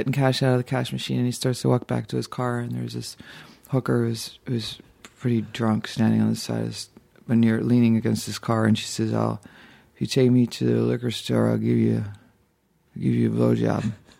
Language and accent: English; Dayton, Ohio, United States; also born or lived in Boston; I was born in Boston, but grew up in Ohio, but I always just say I'm from Dayton, unless the Patriots are playing, and then I go, I'm from Boston, I'm a Pats fan.